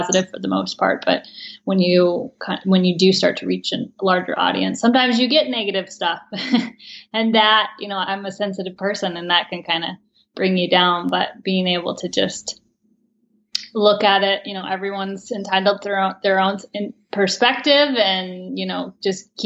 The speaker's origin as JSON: {"language": "English", "town": "Valdez", "region": "Alaska", "country": "United States", "tie": "born or raised there", "moved": "as an adult", "lives_now": "Teton Valley, Idaho, United States", "said": "I grew up in Valdez, Alaska"}